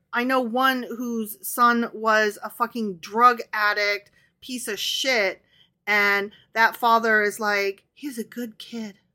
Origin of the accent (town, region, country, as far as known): Midwest, United States; accent: Midwestern